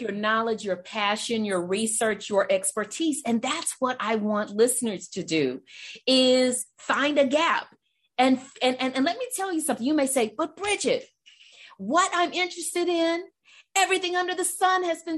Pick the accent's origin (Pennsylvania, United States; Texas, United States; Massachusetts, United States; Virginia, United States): Texas, United States; Southeast; I'm from Texas. I'm from Southeast Texas